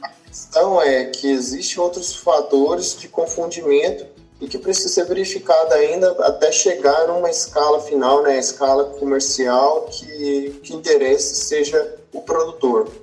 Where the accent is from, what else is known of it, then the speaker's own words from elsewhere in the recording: Pompéu, Minas Gerais, Brazil; moved away as an adult; also born or lived in Viçosa, Brazil; now in Jaboticabal, Brazil; eu sou natural de Pompeu, Minas Gerais